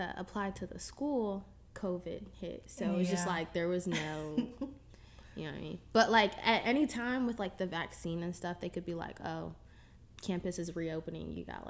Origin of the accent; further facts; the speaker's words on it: Northern Virginia, United States; I attend the LA Film School, but with COVID and everything, I'm still home in the DMV, so I'm from Nova.